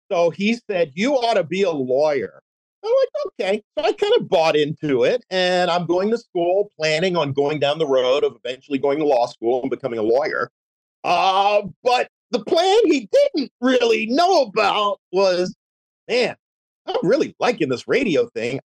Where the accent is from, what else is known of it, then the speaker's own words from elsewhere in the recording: Philadelphia, Pennsylvania, United States; also born or lived in New York / Seattle; now in Orlando, United States; I grew up in Philadelphia and there was very little country music there